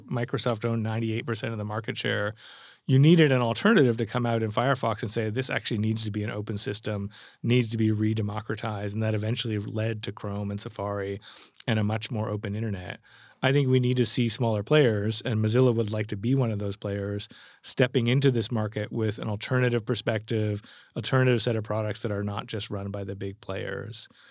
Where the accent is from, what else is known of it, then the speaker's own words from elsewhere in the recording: Canada; as a Canadian who sits between Europe and, and America